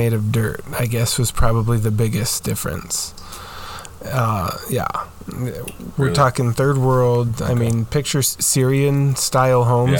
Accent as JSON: {"language": "English", "country": "Romania", "tie": "born or raised there", "moved": "yes", "said": "I do have quite a bit of memories growing up in Romania."}